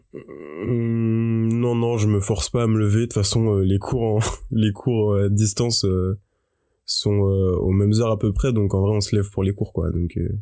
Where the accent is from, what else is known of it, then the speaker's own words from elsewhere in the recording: Paris, Île-de-France, France; je suis parisien et comme j'ai mes, j'ai mes, euh, mes études à Paris, j'ai toujours été chez mes parents